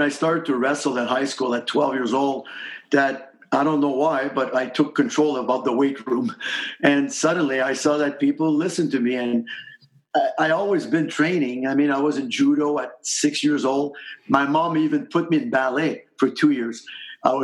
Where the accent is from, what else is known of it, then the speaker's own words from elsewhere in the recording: Lachine, Quebec, Canada; From Lachine, and that's kind of a steel working little factory kind of city, but hockey is a passion there.